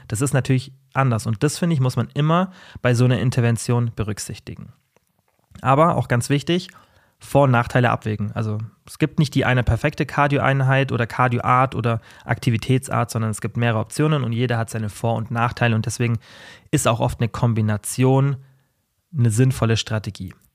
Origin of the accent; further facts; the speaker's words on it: Germany; Bei uns in Deutschland